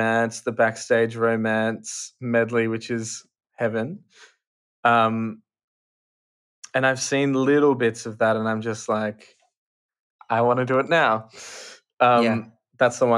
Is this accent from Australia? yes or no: yes; Australia; being an Australian